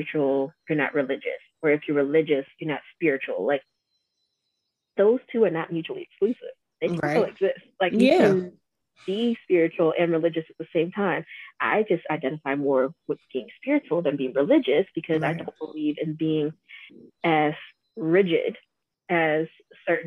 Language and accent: English; Georgia, United States; also born or lived in Atlanta; I was born and raised in Georgia